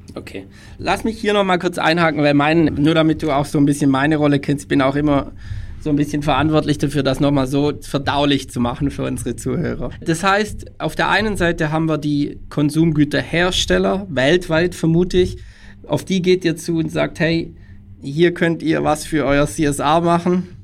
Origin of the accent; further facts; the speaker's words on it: Tübingen area, Baden-Württemberg, Germany; now in Munich, Germany; Ich komme ursprünglich aus der Tübinger Gegend.